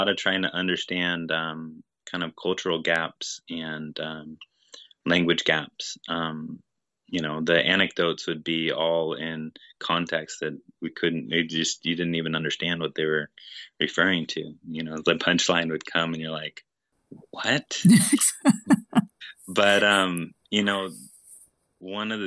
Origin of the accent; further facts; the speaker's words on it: Honokaa, Hawaii, United States; I was born in Honoka'a and grew up here in Hawaii